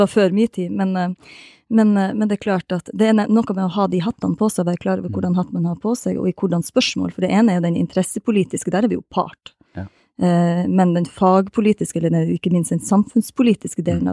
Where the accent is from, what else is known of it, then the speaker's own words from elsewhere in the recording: Balsfjord, Troms, Norway; jeg er fra Balsfjord